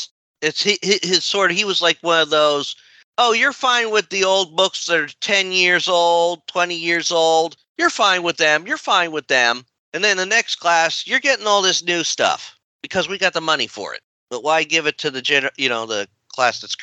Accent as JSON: {"language": "English", "country": "United States", "tie": "born or raised there", "said": "we are unfortunately American-born white"}